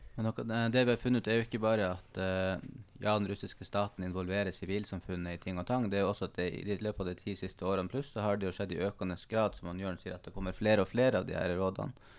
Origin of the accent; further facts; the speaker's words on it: Northern Norway, Norway; also born or lived in Tromsø; det her store landet som ligger for så vidt nærmere der jeg kommer fra, enn Oslo gjør